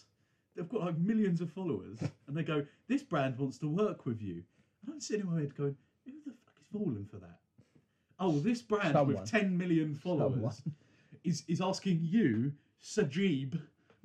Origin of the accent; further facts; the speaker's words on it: United Kingdom; we're British